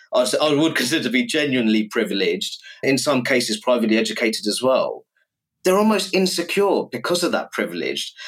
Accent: Luton, East of England, United Kingdom; my hometown of Luton

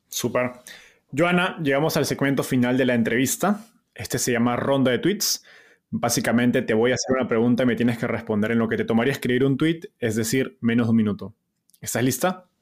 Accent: Peru; ambos somos peruanos

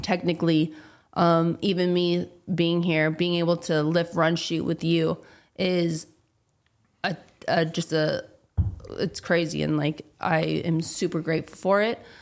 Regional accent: California, United States; I'm a girl from California

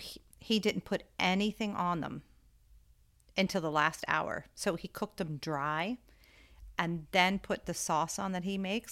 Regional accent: Lancaster County, Pennsylvania, United States; growing up in Lancaster County

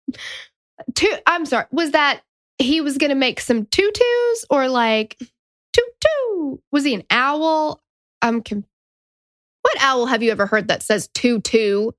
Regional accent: Tennessee, United States; accent: Southern; But we're from Tennessee. We get it if you think we sound stupid because we're Southern

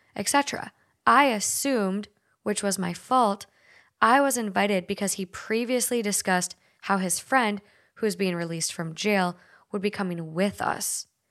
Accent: Minnesota, United States; accent: Minnesota; My Minnesota accent

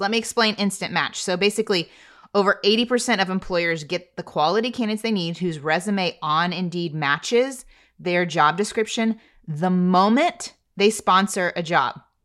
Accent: Texas, United States; I am a Texan

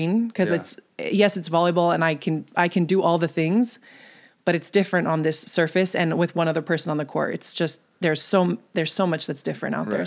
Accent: Bonsall, California, United States; In North County, San Diego, a really small town called Bonzel

